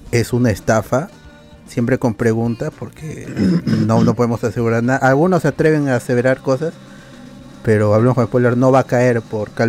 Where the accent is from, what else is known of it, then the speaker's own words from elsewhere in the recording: Lima, Peru; Con la justa somos limeños. La mayoría con la justa es limeña.